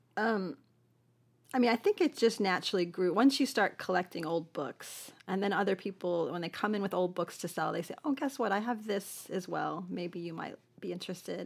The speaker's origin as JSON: {"language": "English", "town": "Buffalo", "region": "New York", "country": "United States", "also_born_or_lived": "Manhattan, New York / Tucson, Arizona", "moved": "as an adult", "lives_now": "Wichita Falls, United States", "said": "from Buffalo"}